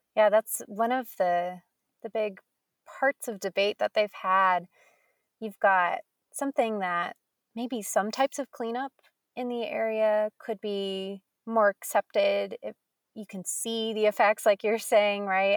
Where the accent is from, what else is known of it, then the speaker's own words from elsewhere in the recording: Colorado, United States; I grew up in Colorado